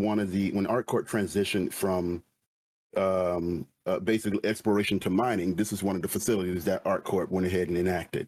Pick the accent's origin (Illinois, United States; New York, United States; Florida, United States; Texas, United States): Florida, United States; I'm from Florida